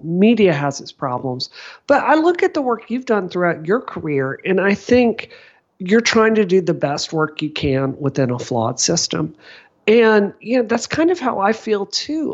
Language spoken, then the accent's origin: English; Mississippi, United States; now in Massachusetts, United States; I grew up in Mississippi